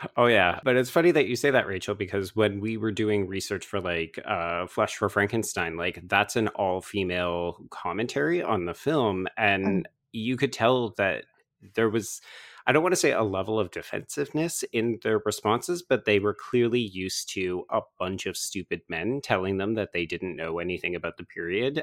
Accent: Canada; I will speak for myself as a Canadian

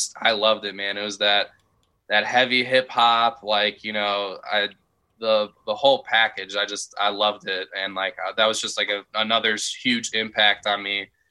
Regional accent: Chicago, Illinois, United States; I was growing up in the Chicagoland area

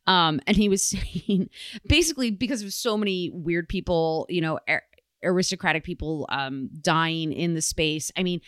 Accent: Michigan, United States; my home state of Michigan

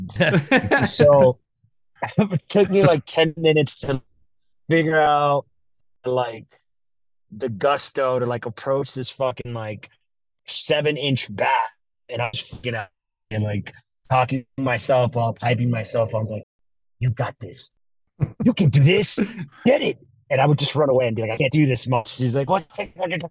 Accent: Miami, Florida, United States; I'm from Miami

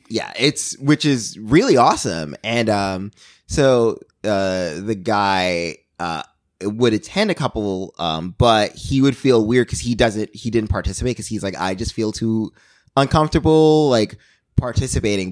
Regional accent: New York, United States; as a New Yorker

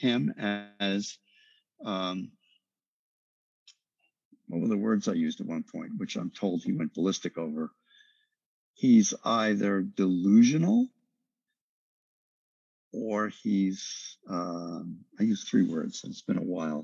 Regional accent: New York, United States; I'm from New York

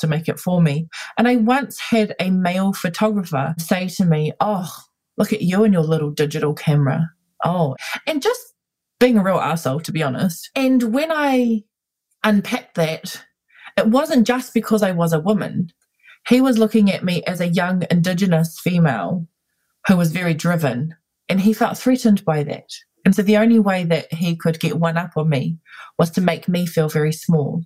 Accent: Auckland, New Zealand; I was born and raised here in Ihu Matau. It's my home. I currently live here

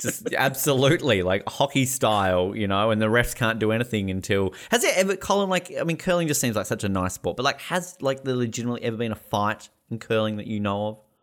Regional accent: Australia; we're Australian

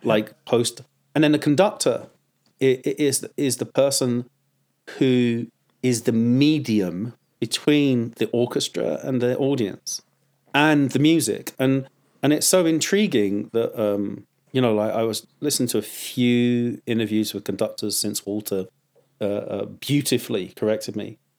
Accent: United Kingdom; moved away as an adult; now in United States; I'm a third generation Swiss, uh, uh, Englishman, you know, born in Lon, uh, out, just outside of London.

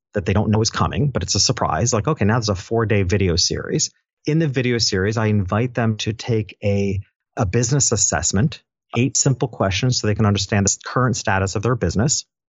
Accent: Dutchess County, New York, United States; back in my hometown, which is a little town, upstate New York.

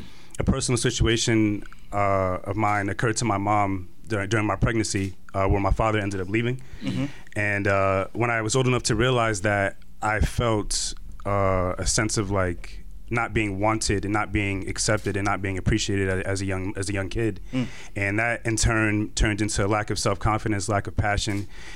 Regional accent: Irvington, New Jersey, United States; also born or lived in Brooklyn, New York; I was born in Brooklyn. But I was raised in Irvington, New Jersey, and I live in Somerset, New Jersey right now currently.

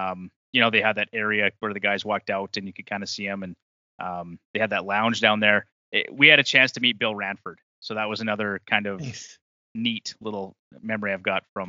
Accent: Paradise Valley, Alberta, Canada; I actually grew up in a small farming community in Alberta, Paradise Valley.

